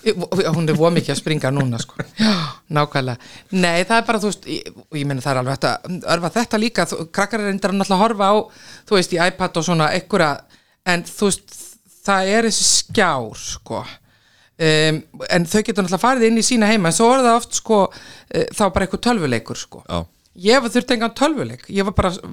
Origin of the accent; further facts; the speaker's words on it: Akranes, Western Region, Iceland; ég er alveg upp sko á Akranesi og þar var náttúrulega fókbólti